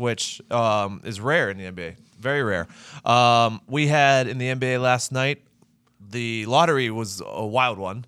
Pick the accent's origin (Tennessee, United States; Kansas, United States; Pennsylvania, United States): Pennsylvania, United States; Pittsburgh; my hometown Buckos